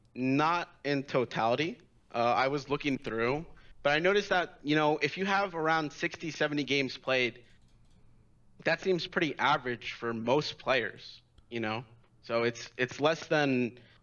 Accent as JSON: {"language": "English", "region": "New York", "country": "United States", "said": "I'm from New York."}